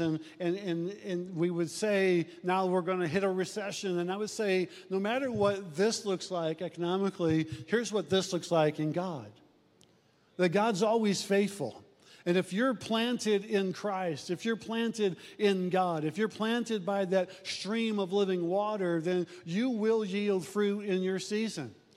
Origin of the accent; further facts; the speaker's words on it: Omaha, Nebraska, United States; Jenny and I grew up in South Omaha